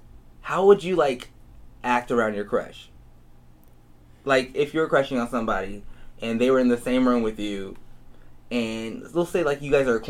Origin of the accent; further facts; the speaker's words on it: Idaho, United States; born there; Yeah, and I was born in Idaho.